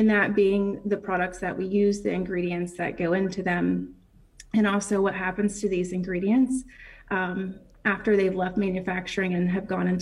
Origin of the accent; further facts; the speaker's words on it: New Haven, West Virginia, United States; So I'm originally from, I grew up in Mason County here in New Haven area, Leechart area. I went to Wahama High School